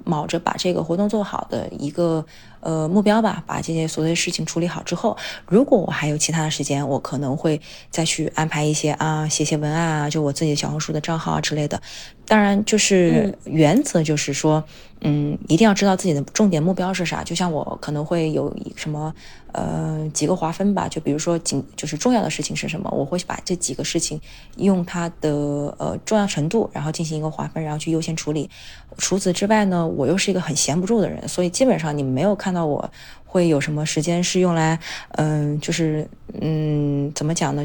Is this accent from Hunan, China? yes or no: yes; Changsha, Hunan, China; moved away as an adult; also born or lived in Beijing; 因为我之前在长沙长大嘛